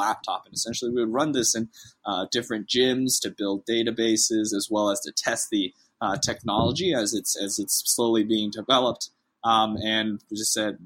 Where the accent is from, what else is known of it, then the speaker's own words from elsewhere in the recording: north of Boston, Massachusetts, United States; moved away as an adult; now in Austin, United States; I'm originally from the New England area. I was born and raised right north of Boston